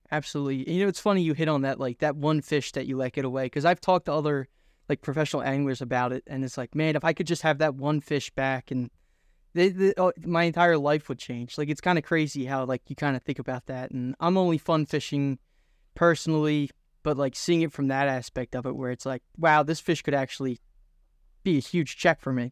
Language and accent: English; Philadelphia, Pennsylvania, United States; I'm from Philadelphia